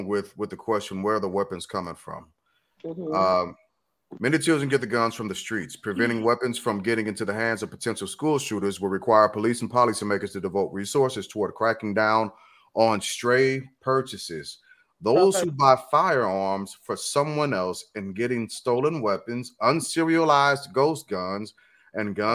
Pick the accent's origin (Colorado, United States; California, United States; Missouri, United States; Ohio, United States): Missouri, United States; St. Louis; growing up in St. Louis